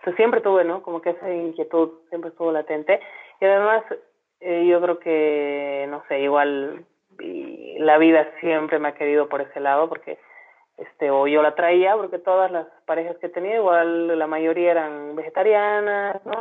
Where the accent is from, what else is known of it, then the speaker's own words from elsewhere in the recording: Santa Cruz de la Sierra, Santa Cruz, Bolivia; moved away; also born or lived in La Paz (highlands); yo soy cruceña, ¿no? Soy, ahora soy más coya que el chuño, como decimos acá, pero yo nací en Santa Cruz y bueno, o sea, he crecido rodeada de naturaleza